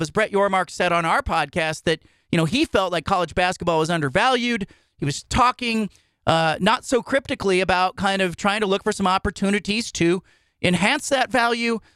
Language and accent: English; Bay Area, California, United States; moved away; we grew up in the Bay Area